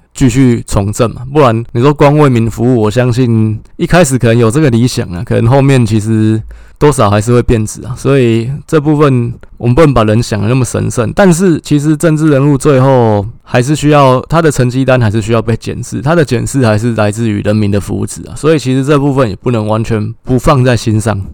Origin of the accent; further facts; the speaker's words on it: Taipei, Taiwan; 我是台北人啊，所以说那当然是对台北的部分最熟悉